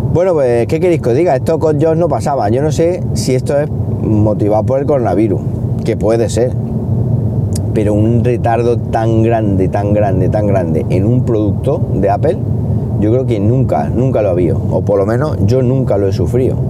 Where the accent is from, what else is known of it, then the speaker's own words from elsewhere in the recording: Siles, Andalusia, Spain; en mi pueblo, en Siles